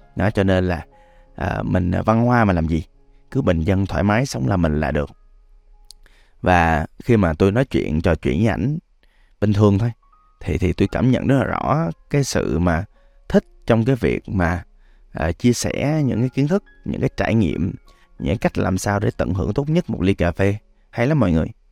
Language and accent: Vietnamese; Da Lat, Lam Dong, Vietnam; now in Ho Chi Minh City, Vietnam; Đà Lạt còn là quê tôi nữa